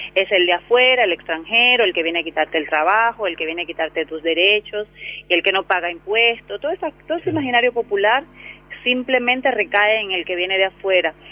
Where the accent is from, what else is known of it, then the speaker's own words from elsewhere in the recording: Santo Domingo, Distrito Nacional, Dominican Republic; moved away as an adult; also born or lived in Rosario, Argentina; now in Comodoro Rivadavia, Argentina; yo soy oriunda de la República Dominicana, de Santo Domingo, su capital eh, hace ya 13 años que vivo aquí en Argentina